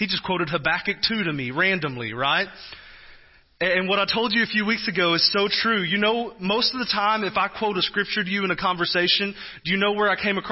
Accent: Texas, United States; now in Kansas, United States; I'm from Texas

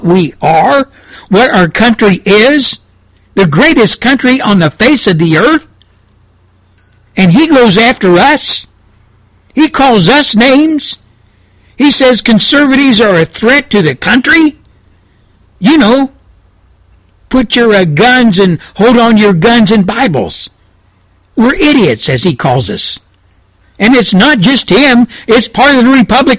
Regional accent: United States; being an American citizen who has children and grandchildren

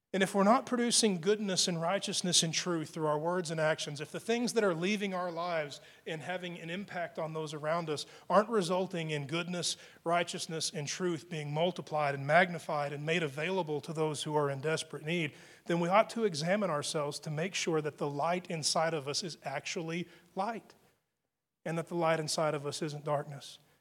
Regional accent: Texas, United States; being a Texan, and, and it's the way we speak here.

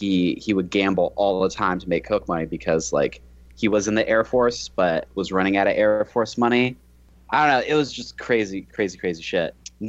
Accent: Detroit, Michigan, United States; also born or lived in Nevada; now in Texas, United States; for a long time, I like describe myself as like from Detroit, right? Because my formative years were there.

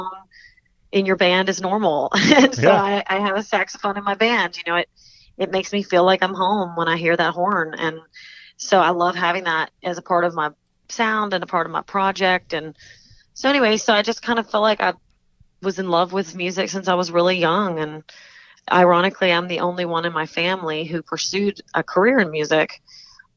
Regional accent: Mandeville, Louisiana, United States; moved away as an adult; now in Nashville, United States; I'm from Mandeville, Louisiana, which is about 30 minutes outside of New Orleans. And then I moved to Nashville

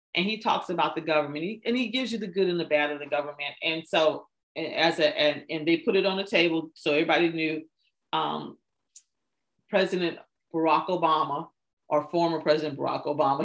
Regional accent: United States

